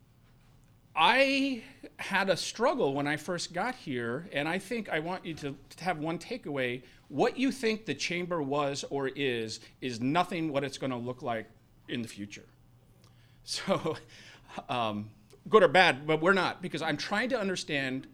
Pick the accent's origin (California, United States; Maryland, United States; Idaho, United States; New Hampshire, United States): Idaho, United States; Boise; moved away as an adult; also born or lived in Missoula, Montana; now in Erie, United States; I'm from Boise, Idaho, and that's where my family home is